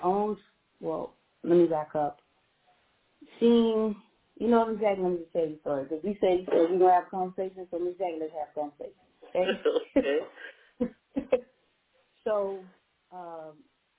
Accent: Fort Lauderdale, Florida, United States; also born or lived in Pompano Beach, Florida; I was raised in Fort Lauderdale, Florida, but to be honest with Jackie, you know, my grandparents stayed in Pompano Beach, so I visited Fort Lauderdale, but I stayed and lived in Pompano

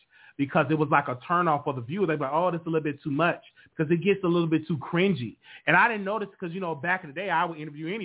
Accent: Chicago, Illinois, United States; growing up on the South Side of Chicago

